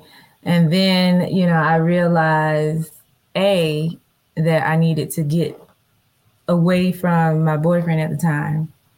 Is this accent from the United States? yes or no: yes; Daytona Beach, Florida, United States; moved away as an adult; also born or lived in Atlanta, Georgia; now in Los Angeles, United States; Daytona Beach, Florida.